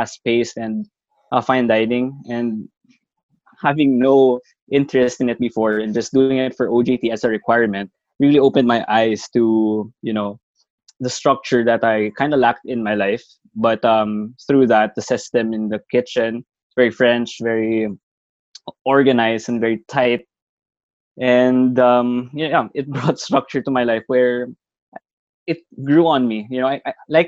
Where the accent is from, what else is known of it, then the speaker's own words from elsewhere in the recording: Bacolod, Western Visayas, Philippines; Talisay is a city next to my hometown, Bacolod